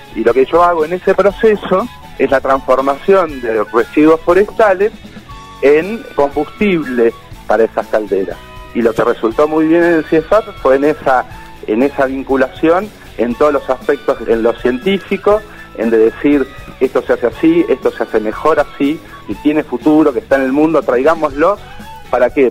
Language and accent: Spanish; Bariloche, Río Negro, Argentina; soy de Bariloche